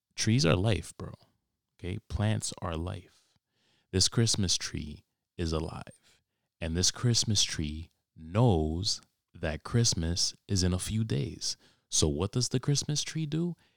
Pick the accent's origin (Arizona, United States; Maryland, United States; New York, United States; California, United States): New York, United States; I was born and raised in New York